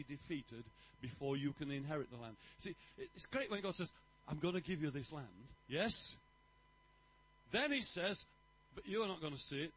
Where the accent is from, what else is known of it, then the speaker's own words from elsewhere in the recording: England, United Kingdom; I'm English